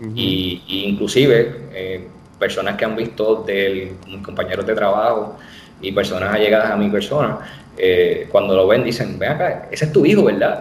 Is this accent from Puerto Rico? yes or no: yes; Bayamón, Puerto Rico; also born or lived in Corozal, Puerto Rico; nací en Bayamón, Puerto Rico, la ciudad vaquera.